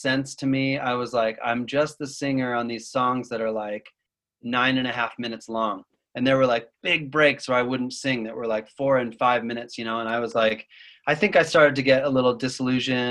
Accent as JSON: {"language": "English", "region": "Utah", "country": "United States", "tie": "born or raised there", "said": "I grew up Mormon in Utah"}